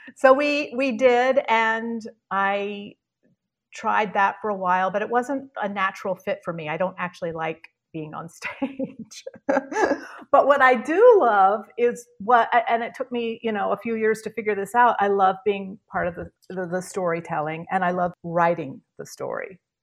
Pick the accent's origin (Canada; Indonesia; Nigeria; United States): United States; Charlottesville, Virginia; moved away as an adult; also born or lived in New York; I grew up in Virginia, Charlottesville, Virginia